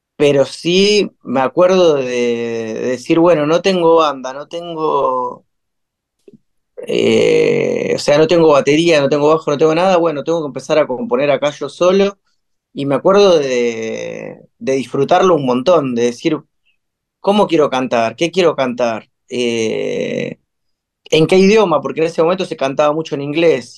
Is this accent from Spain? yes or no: no; Buenos Aires, Argentina; also born or lived in Quilmes / Chacarita / La Paternal; Yo nací en Quilmes. Em, y después, eh, ya muy de chico, tipo a los cuatro años, nos mudamos con mi familia para acá, para Villa Crespo.